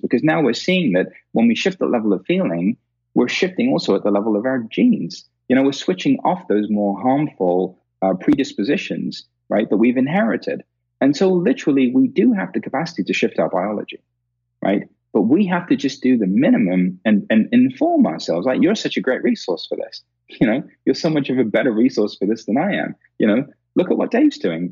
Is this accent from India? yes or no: yes; India; being Indian, because we've, we've got a 5,000 year old history of this